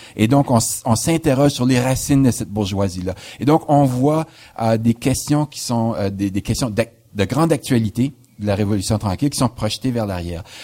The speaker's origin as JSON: {"language": "French", "region": "New Brunswick", "country": "Canada", "tie": "born or raised there", "also_born_or_lived": "Toronto / Montreal", "moved": "as an adult", "said": "je suis originaire du Nouveau-Brunswick."}